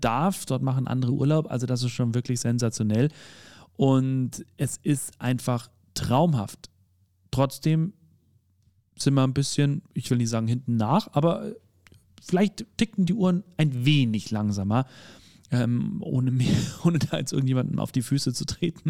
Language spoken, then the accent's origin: German; Bavaria, Germany; ich bin ja aus Bayern